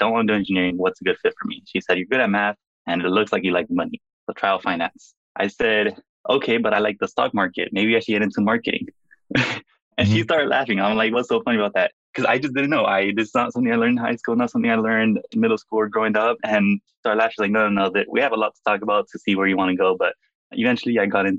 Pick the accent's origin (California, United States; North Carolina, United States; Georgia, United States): California, United States; Los Angeles; moved away as an adult; now in Boston, United States; Born and raised in Los Angeles, California